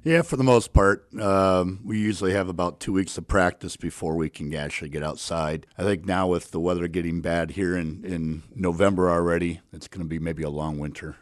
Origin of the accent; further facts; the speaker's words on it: Crystal Lake, Illinois, United States; I grew up in Crystal Lake